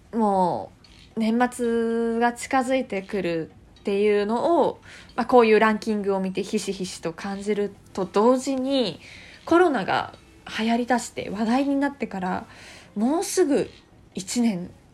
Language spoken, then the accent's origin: Japanese; Fuchu, Tokyo, Japan; born or raised there